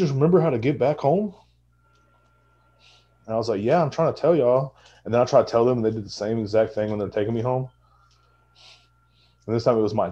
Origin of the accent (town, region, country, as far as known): Texas, United States; born or raised there